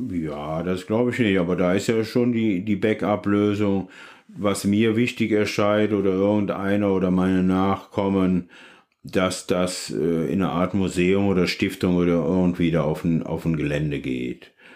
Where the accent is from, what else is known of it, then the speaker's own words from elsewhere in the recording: Leverkusen, North Rhine-Westphalia, Germany; now in Cologne, Germany; Ich komme aus Leverkusen